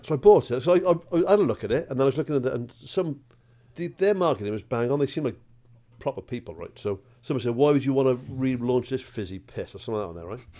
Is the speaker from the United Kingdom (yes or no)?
yes; Welsh, Wales, United Kingdom; a Welsh bloke